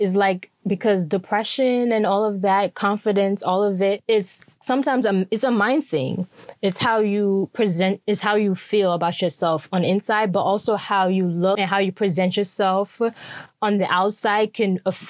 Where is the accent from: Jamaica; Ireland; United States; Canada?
Jamaica; No, I'm Jamaican. We drink tea.